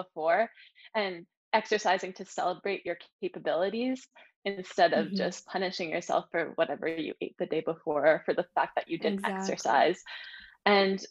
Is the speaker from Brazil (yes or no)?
no; Sudbury, Ontario, Canada; moved away as an adult; also born or lived in Ottawa / Toronto; I'm from a small town. I'm from Sudbury.